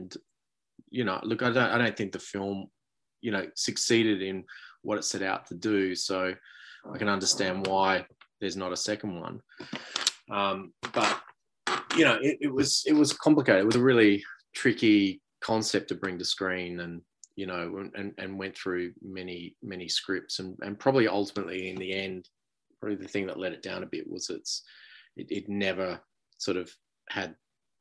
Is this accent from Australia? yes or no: yes; Australia; being an Australian